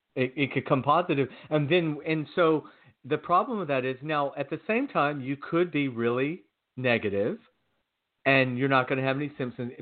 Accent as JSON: {"language": "English", "region": "Georgia", "country": "United States", "tie": "born or raised there", "said": "growing up in Georgia"}